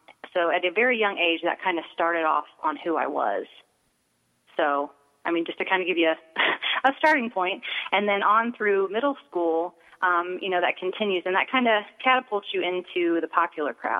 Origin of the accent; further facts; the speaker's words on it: Akron, Ohio, United States; I grew up in Akron, Ohio, and I come from a wonderful family